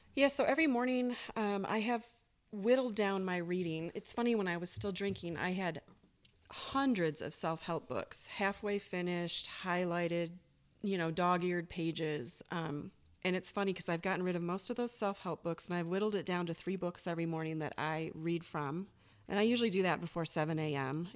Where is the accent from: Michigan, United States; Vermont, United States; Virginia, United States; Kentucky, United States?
Michigan, United States; moved away as an adult; also born or lived in Las Vegas, Nevada; now in Bozeman, United States; I'm originally from Michigan. I lived there for twenty-three years. Um, grew up in the country